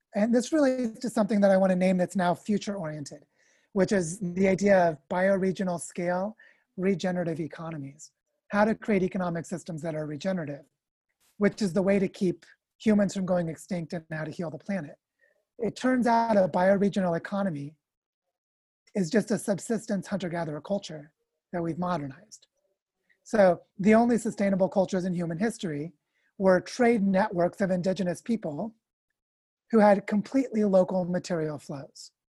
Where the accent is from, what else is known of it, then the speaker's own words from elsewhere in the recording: United States; I'm also from the United States